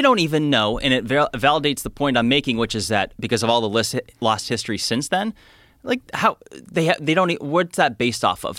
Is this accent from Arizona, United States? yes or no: yes; Phoenix, Arizona, United States; I'm from Phoenix